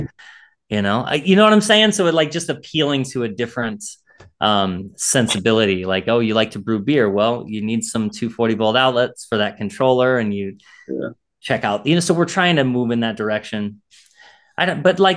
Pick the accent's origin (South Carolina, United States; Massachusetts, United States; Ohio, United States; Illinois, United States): Illinois, United States; now in Maryland, United States; I'm from Illinois. And so I'm a transplant here